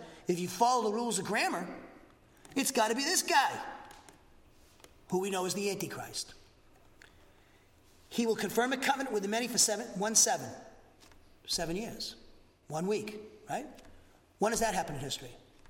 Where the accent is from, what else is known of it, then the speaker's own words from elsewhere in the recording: Massachusetts, United States; now in Huntsville, United States; I'm from Massachusetts too, okay? I talk too much, talk too fast.